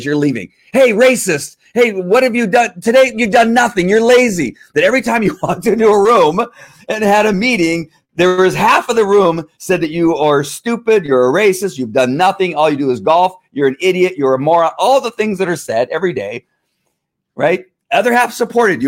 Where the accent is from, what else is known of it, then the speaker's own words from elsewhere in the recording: United States; I'm an American